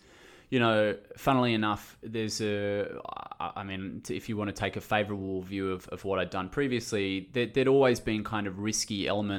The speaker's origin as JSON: {"language": "English", "town": "Sydney", "region": "New South Wales", "country": "Australia", "tie": "born or raised there", "said": "My background was I grew up in Sydney. There was no real business or commerce in my household."}